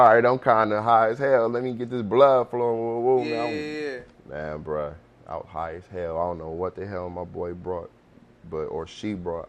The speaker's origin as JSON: {"language": "English", "town": "Cleveland", "region": "Ohio", "country": "United States", "said": "we come from Cleveland"}